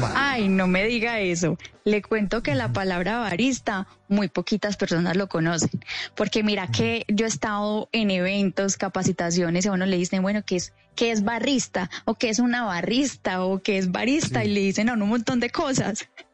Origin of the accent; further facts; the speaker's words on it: Salento, Quindío, Colombia; also born or lived in Salamina, Caldas; Pero yo soy caldense, yo soy de Salamina Caldas, pero me crié y me levanté en el Quindío, directamente desde Salento, Quindío.